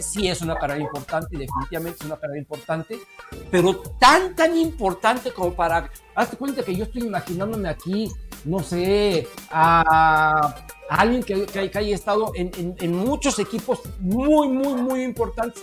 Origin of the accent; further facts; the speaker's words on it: Mexico; como mexicano